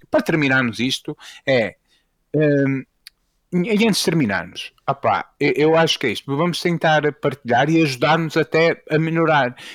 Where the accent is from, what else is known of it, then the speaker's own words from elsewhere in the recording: Fafe, Braga, Portugal; acho que já ficou claro que eu, vou ser, que eu sou de Faf